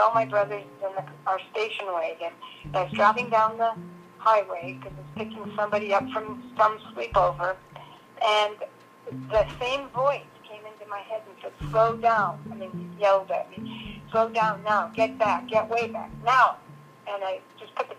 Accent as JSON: {"language": "English", "region": "Minnesota", "country": "United States", "said": "I'm from Minnesota"}